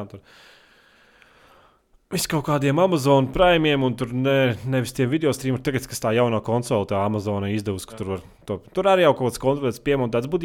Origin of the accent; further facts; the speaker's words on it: Selonia, Latvia; Es no Latvijas kaut kāds no, nezinu, no. Es esmu no sēlijas.